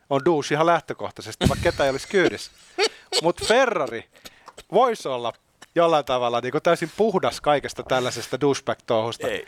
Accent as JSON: {"language": "Finnish", "country": "Finland", "said": "me suomalaiset ollaan tällaisia"}